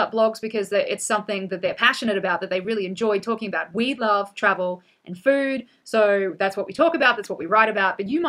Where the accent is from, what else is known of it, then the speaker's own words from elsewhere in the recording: Australia; moved away; we moved back to Australia for 2 years. Well, then I technically wasn't traveling because it was my home country